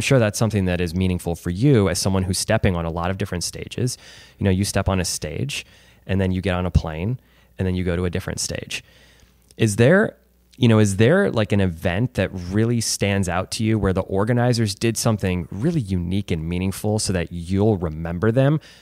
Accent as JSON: {"language": "English", "town": "Chesterfield", "region": "Missouri", "country": "United States", "tie": "born or raised there", "said": "born and raised in Chesterfield"}